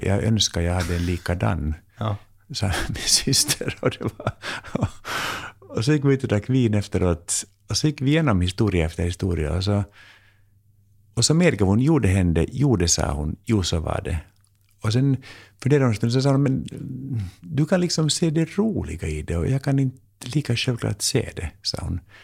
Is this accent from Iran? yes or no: no; Finland; also born or lived in United States; now in Sweden; jag är finlandssvensk